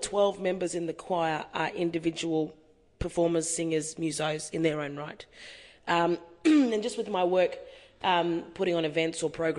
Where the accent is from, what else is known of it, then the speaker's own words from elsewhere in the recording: Queensland, Australia; With my family, we're connected to North Queensland and the Torres Strait Islands. I'm a Queenslander. That's where my family's from. And my grandmother is a Gugimujir, which is up the top of Queensland, around Cooktown, Cairns area.